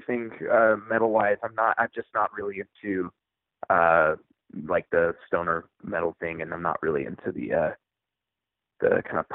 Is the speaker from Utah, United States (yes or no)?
yes; Utah, United States; also born or lived in Issaquah, Washington; I was born in Washington State. Kind of grew up not in Seattle, but near in the area. I grew up in a town called Issaquah for listeners from the Pacific Northwest. But my family relocated to Utah when I was probably 12 years old or so. Most of my formative years were spent here in Utah.